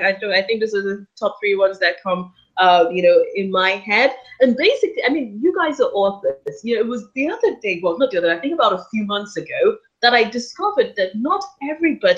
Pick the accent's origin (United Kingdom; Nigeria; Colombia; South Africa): Nigeria; I'm Nigerian, so you can imagine in Nigeria, they are, close to 200 million people